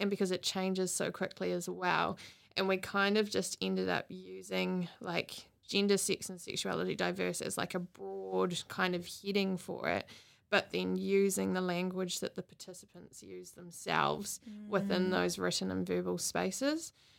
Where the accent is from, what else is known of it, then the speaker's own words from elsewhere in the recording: Matamata, Waikato, New Zealand; now in Hamilton, New Zealand; I grew up in the Matamata Tito area, and with a massive family, 6 siblings and family all over there.